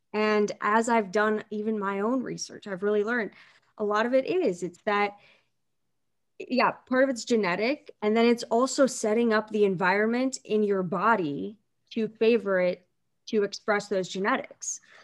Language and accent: English; Canton, Ohio, United States; from Canton, Ohio